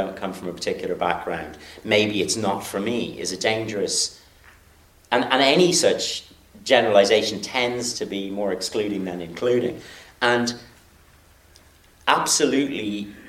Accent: Ireland; culture is important to us in this country

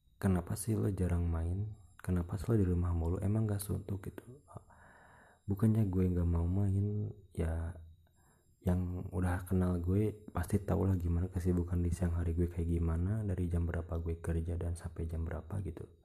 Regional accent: Ciamis, West Java, Indonesia; Gue orang Ciamis Jawa Barat Indonesia

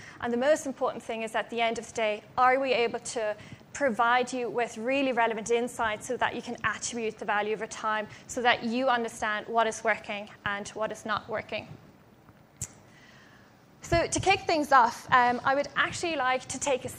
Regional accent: Germany; moved away; I'm actually from Germany originally

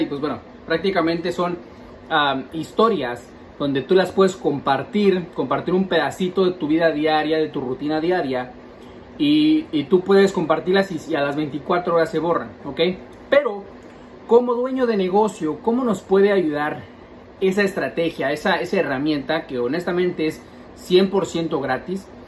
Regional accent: Mexico City, Mexico; yo soy chilango

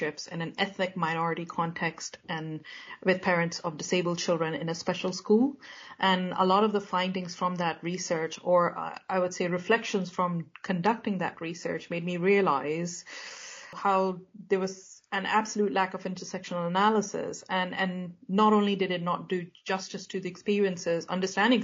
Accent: United Kingdom; as a British Pakistani

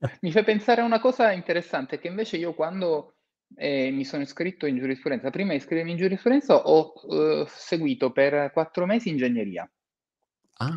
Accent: Palermo, Sicily, Italy; io sono palermitano e ho, mi sono laureato nel 93, quindi un anno dopo le stragi, Mm. Eh, mm. Ho vissuto quel periodo a Palermo

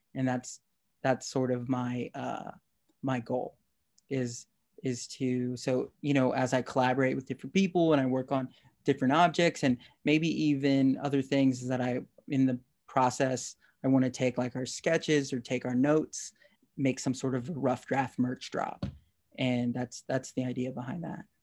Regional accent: Texas, United States; I'm from Texas

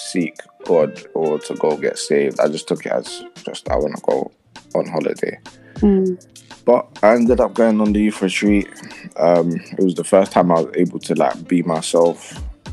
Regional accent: London, United Kingdom; I'm from London, Tottenham originally.

